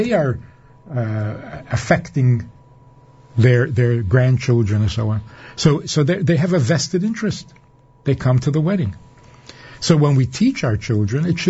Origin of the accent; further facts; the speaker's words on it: New York City, New York, United States; also born or lived in Minnesota; I was growing up in Crown Heights on President Street in a little apartment